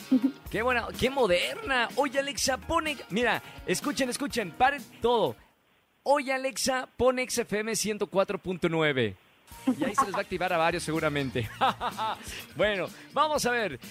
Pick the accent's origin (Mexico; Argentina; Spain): Mexico; Monterrey, Nuevo León; moved away; el estreno en Monterrey del musical de Prom, allá en mi ciudad